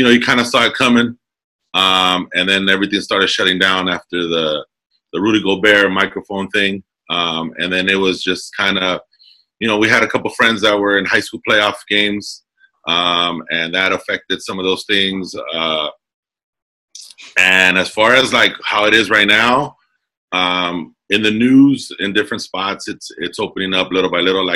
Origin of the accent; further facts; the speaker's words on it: Commerce, California, United States; also born or lived in Alhambra, California; I grew up in Southeast Los Angeles, City of Commerce